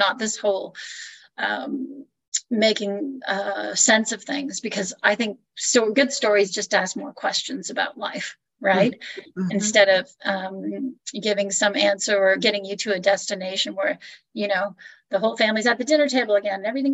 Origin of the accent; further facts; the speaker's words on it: Niagara Falls, Ontario, Canada; now in Orange, United States; I'm Canadian, and I would say it's interesting growing up in Canada